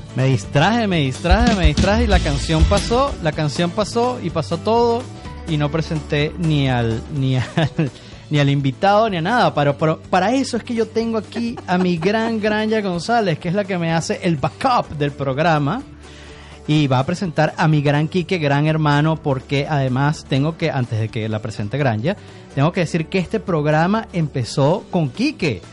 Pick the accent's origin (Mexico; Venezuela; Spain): Venezuela; Caracas, Miranda; also born or lived in Paris, France / Canada; yo crecí en La Lagunita, y en la Universidad Metropolitana